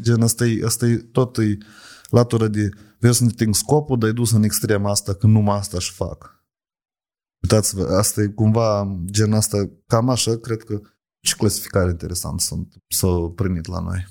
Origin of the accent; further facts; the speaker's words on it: Moldova; la noi, la oamenii care suntem așa din Chir. În Moldova mă refer